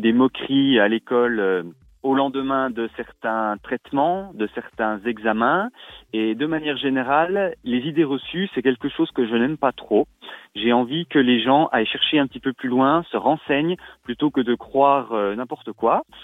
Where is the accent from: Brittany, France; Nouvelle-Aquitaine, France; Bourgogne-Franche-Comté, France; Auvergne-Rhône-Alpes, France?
Bourgogne-Franche-Comté, France; Rennes-sur-Loue; chez nous à Rennes-sur-Loup